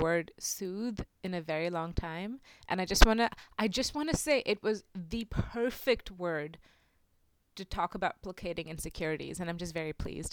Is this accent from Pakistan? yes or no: no; India; moved away as an adult; I'm international. I'm from India. I've lived here for the last five years.